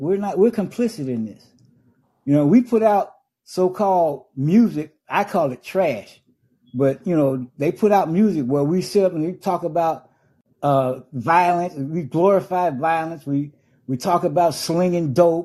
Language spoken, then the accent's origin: English; Chicago, Illinois, United States; I was born and raised in Chicago